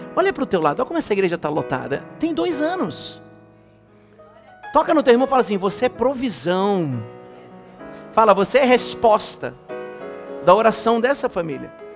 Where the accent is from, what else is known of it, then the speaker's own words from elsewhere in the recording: Brazil; Nós que nascemos no Brasil, a gente cresceu com isso